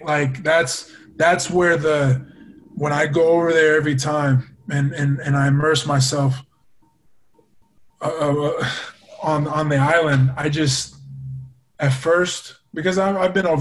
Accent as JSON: {"language": "English", "town": "Tacoma", "region": "Washington", "country": "United States", "tie": "born or raised there", "said": "I didn't grow up in Guam. I grew up in Tacoma, Washington."}